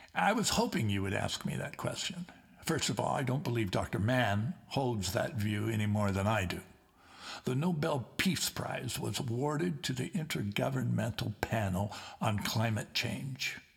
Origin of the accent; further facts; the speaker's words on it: Liverpool, North West England, United Kingdom; moved away; Keith Briffe and I come from the Liverpool area